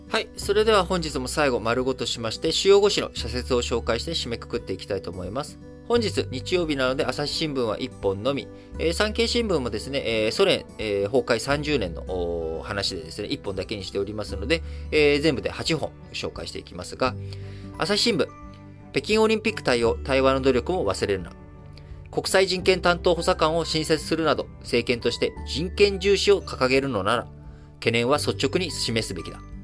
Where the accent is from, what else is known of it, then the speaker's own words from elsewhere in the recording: Japan; 生まれも育ちも日本なので